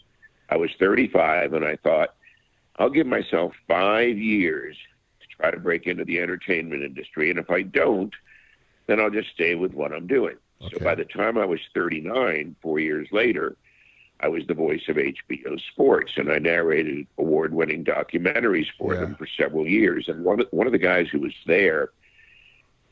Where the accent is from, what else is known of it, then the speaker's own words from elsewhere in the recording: United States; I grew up in the New York, New Jersey area as a boy